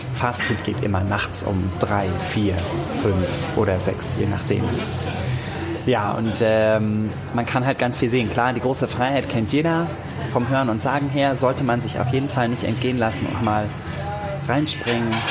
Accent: Hamburg, Germany; moved away; also born or lived in Nuremberg; Also ich bin äh, in Hamburg geboren, meine Familie kommt teilweise aus Lübeck und äh, wir haben aber immer in Hamburg gewohnt

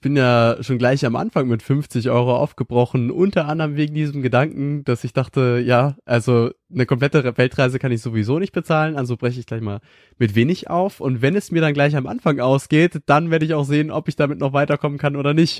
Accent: Schleswig-Holstein, Germany; ich komme aus einem kleinen 300 Einwohner Dorf in Norddeutschland, ganz im Norden in Schleswig-Holstein

